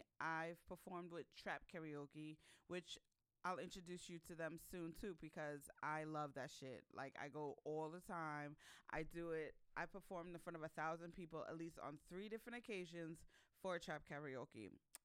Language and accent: English; Ghana; I'm from Ghana, West Africa. So I've been to Accra, or Ghana plenty of times since I was born. I lived there for 7 months a few years ago.